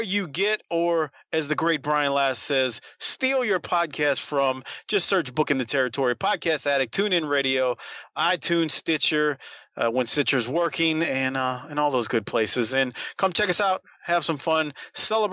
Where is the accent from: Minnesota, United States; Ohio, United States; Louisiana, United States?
Louisiana, United States; New Orleans; I am from New Orleans, Louisiana